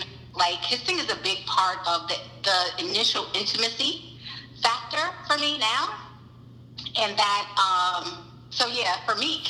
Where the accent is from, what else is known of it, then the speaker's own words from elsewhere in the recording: New York City, New York, United States; moved away as an adult; now in Virginia Beach, United States; I currently live in Virginia Beach, but I'm originally from Harlem, New York. I grew up in Harlem, and then I moved out here for college, and I decided to stay here in Virginia.